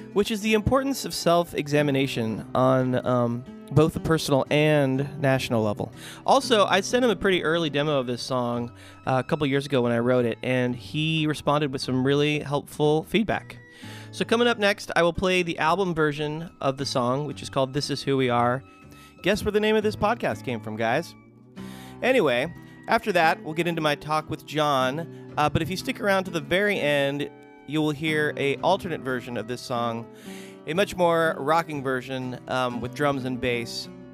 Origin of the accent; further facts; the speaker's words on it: Southern California, United States; growing up in Southern California